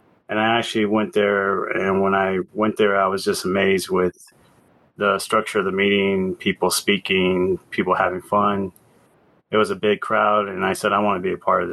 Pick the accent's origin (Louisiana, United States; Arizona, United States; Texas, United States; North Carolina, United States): Arizona, United States; Tucson; I'm from Tucson